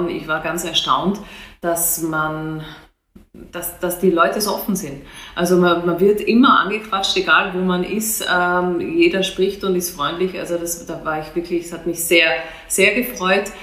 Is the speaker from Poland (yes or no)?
no; Austria; now in Hannover, Germany; Ich komme aus Österreich, man hört es an, an meiner Stimmfärbung.